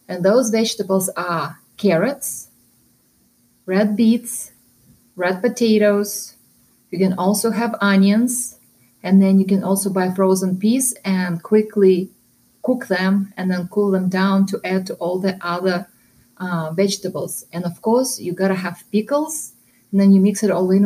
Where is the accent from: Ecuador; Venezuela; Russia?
Russia; moved away; I am originally from Russia